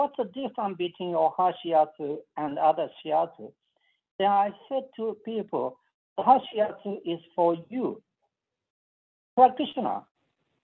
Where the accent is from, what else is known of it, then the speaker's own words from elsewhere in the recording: Hiroshima, Japan; moved away as an adult; now in United States; I was born 1944, June 11th. And this is a Hiroshima prefecture